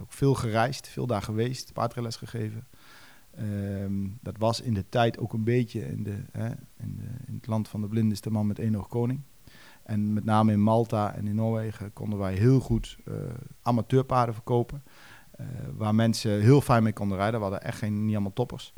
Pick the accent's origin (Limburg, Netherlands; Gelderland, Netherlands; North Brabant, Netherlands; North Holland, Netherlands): Gelderland, Netherlands; Duiven; bij ons in Duiven